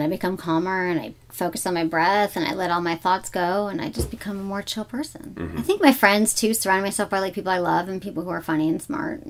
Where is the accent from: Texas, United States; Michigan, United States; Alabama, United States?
Michigan, United States; accent: Michigan accent; We're both from Michigan